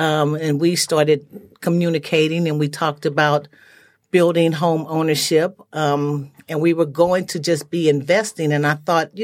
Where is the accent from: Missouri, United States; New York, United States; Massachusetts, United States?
Missouri, United States; Kansas City; moved away as an adult; also born or lived in Alameda, California; now in Arizona, United States; I'm originally from Kansas City.